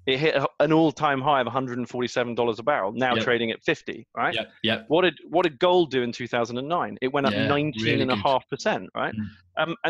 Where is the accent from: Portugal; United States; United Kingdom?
United Kingdom; being British